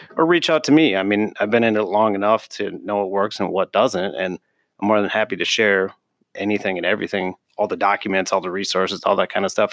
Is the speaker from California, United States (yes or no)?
no; Minneapolis, Minnesota, United States; I'm originally from Northeast Minneapolis